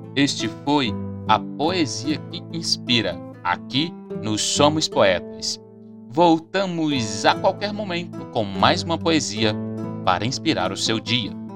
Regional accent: Brazil; como brasileiros

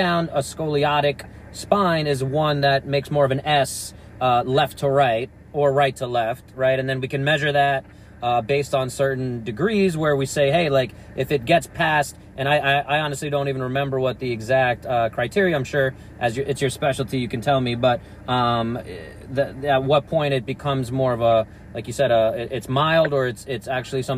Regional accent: New York, United States; I can tell the difference in the sirens growing up in New York.

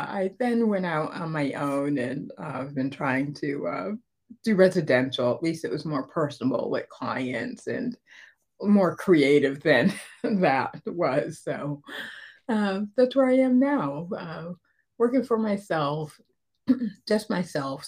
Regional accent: Connecticut, United States; moved away as an adult; now in Atlanta, United States; we moved here to Georgia from Connecticut. I grew up in the Northeast.

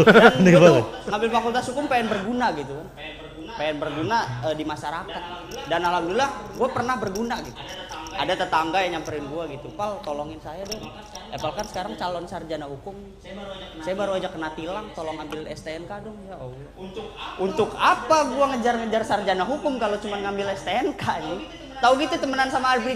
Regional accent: Lampung, Indonesia; now in Tangerang, Indonesia; dan gue ini perantau dari Lampung teman-teman.

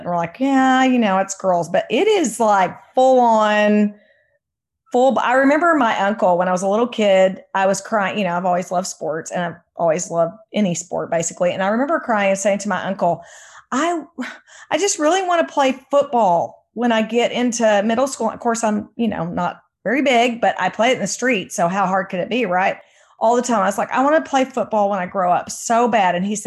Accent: Waco, Texas, United States; I grew up with it because I grew up in Waco

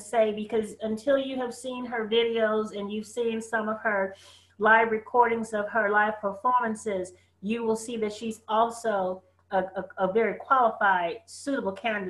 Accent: San Francisco, California, United States; up in San Francisco, right?

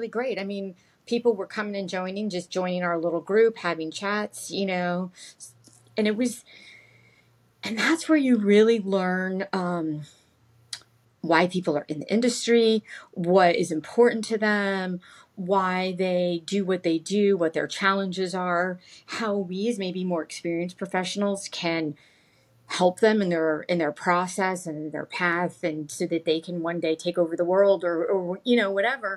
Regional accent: Orlando, Florida, United States; my childhood growing up in Orlando

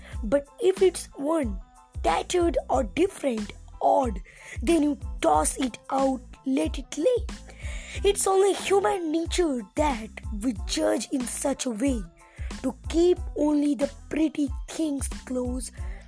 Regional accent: India; I am from India.

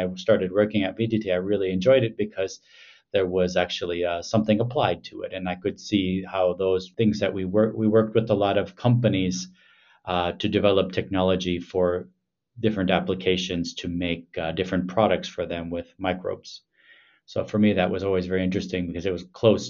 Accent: Milwaukee, Wisconsin, United States; moved away as an adult; also born or lived in Madison, Wisconsin / Ann Arbor, Michigan / Boston, Massachusetts / Bern, Switzerland; now in Helsinki, Finland; I'm originally from Milwaukee, Wisconsin.

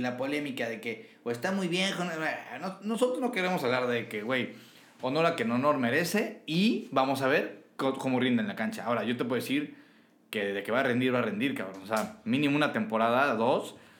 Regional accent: Mexico; como mexicano

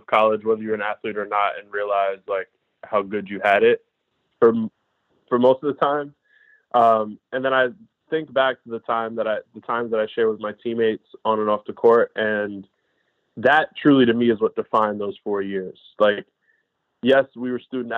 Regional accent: New York City, New York, United States; growing up in the Bronx

